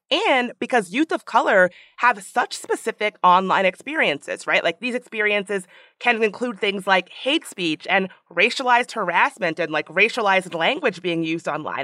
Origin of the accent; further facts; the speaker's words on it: Washington, District of Columbia, United States; D C, hey, hey, my hometown